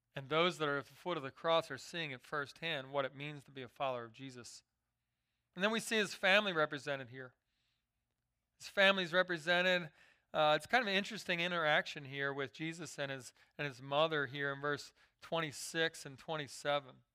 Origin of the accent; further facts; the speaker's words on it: Philadelphia, Pennsylvania, United States; I grew up in Philadelphia